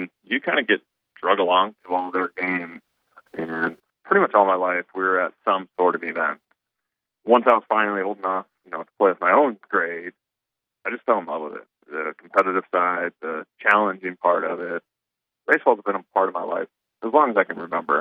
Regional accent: Hull, Iowa, United States; I grew up in Hall, Iowa.

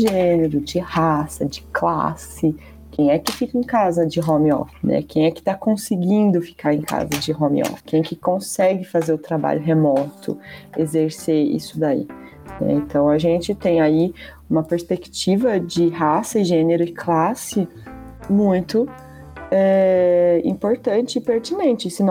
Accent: Brazil; Somos brasileiros

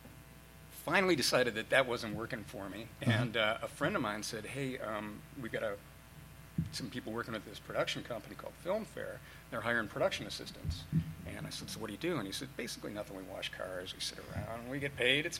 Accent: Parma Heights, Ohio, United States; moved away; A little town outside of Cleveland

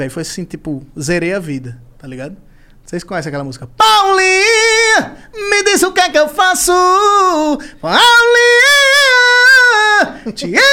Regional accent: Northeast Region, Brazil; o sotaque da gente, não, não tem um sotaque, né? Então, são vários sotaques, são uhum. nove sotaques diferentes. Só que quando eu, eu venho para aqui, a galera fica meio que me tratando como se fosse um Pokémon. Porque eu falo, oxe, ainda tá de dia.

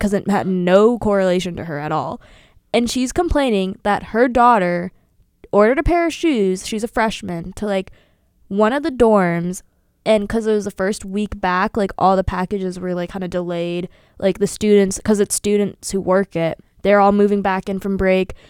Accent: Sewickley, Pennsylvania, United States; moved away as an adult; now in Milwaukee, United States; I'm from Swickley, P A, in parentheses, outside of Pittsburgh

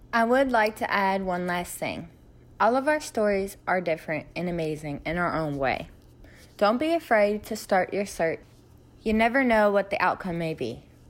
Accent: Sanford, North Carolina, United States; also born or lived in Moscow, Russia; I grew up in Sanford, North Carolina, which is kinda close to the biggest military base in America

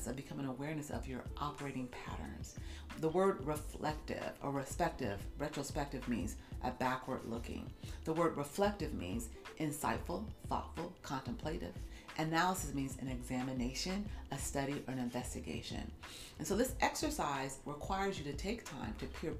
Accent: United States; I'm African American, I come from the Black community

